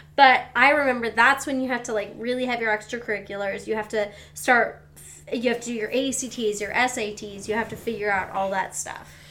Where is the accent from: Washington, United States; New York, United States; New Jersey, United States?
Washington, United States; Seattle; we're from Seattle.